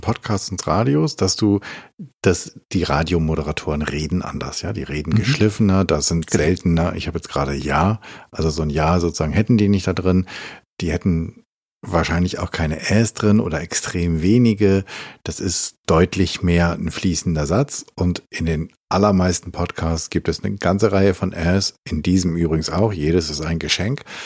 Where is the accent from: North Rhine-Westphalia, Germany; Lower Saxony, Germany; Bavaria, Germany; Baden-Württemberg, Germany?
Lower Saxony, Germany; Hameln; in meinem Heimatdorf Hameln